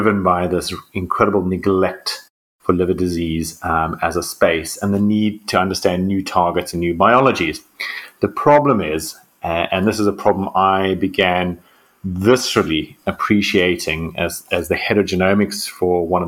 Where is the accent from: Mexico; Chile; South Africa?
South Africa; moved away as an adult; now in Oxford, United Kingdom; I'm a South African medical doctor and geneticist.